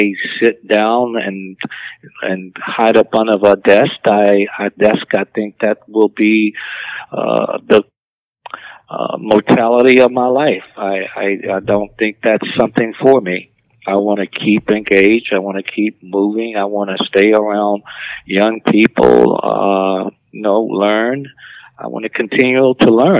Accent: Alabama, United States; growing up in Alabama on a dirt road

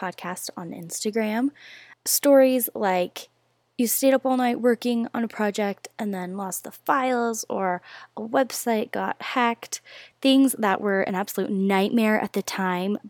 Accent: Rexburg, Idaho, United States; moved away as an adult; now in Utah, United States; I'm from Idaho

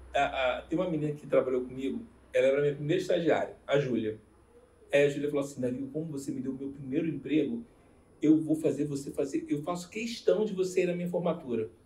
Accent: Rio de Janeiro, Brazil; moved away as an adult; now in Curitiba, Brazil; sou carioca

